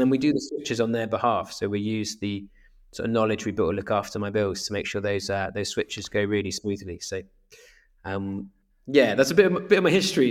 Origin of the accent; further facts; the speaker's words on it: Swansea, Wales, United Kingdom; moved away as an adult; also born or lived in Exeter; I grew up in Swansea in South Wales